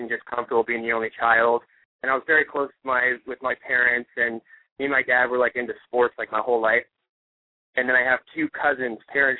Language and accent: English; Ohio, United States; moved away; and my whole life was just like, boom, boom, boom, like sports, and then it all stopped, and then I moved out here and star